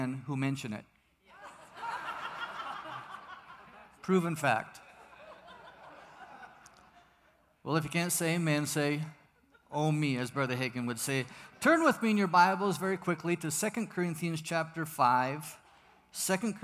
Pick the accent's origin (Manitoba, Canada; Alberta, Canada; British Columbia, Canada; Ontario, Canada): British Columbia, Canada; Vancouver; moved away as an adult; also born or lived in United States; now in Mexico; I'm originally from the Promised Land, Vancouver, British Columbia, where I was born and raised, a Canadian.